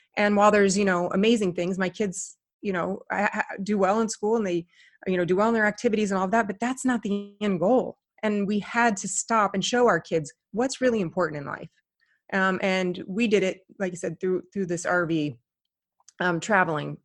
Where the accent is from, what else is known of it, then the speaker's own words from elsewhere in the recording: Indiana, United States; moved away; I grew up in Indiana